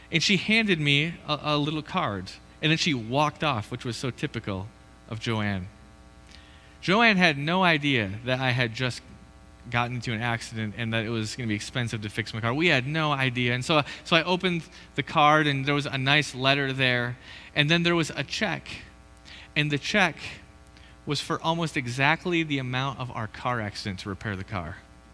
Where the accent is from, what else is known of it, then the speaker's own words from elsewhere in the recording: Michigan, United States; now in Idaho, United States; Woo, winter in Idaho. We're from Michigan. We're a big deal. We've done this before, you know?